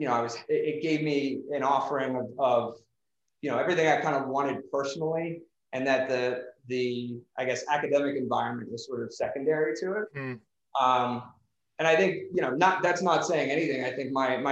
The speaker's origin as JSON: {"language": "English", "town": "Philadelphia", "region": "Pennsylvania", "country": "United States", "tie": "born or raised there", "moved": "as an adult", "lives_now": "Denver, United States", "said": "growing up in Philly"}